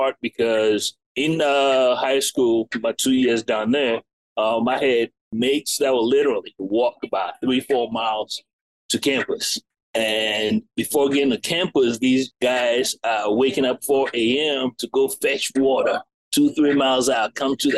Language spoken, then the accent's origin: English; United States; also born or lived in England / Ghana / Beaufort, South Carolina; now in Columbia, United States; I'm English born, American raised, but I, you know, mainly have African parents